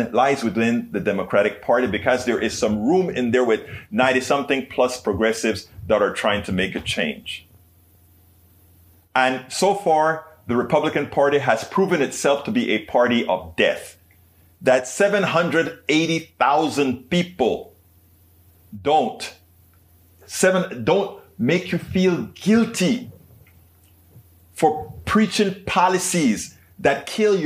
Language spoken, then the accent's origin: English; Panama; moved away; I was raised in Panama